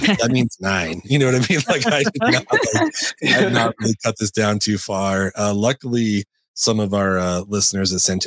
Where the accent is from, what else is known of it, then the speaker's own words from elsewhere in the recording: California, United States; I grew up in California, spending, you know, every other weekend in San Francisco.